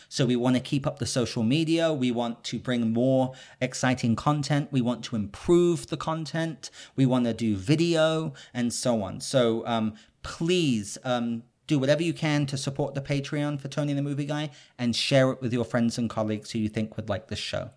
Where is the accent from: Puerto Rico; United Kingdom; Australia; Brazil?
United Kingdom; I'm British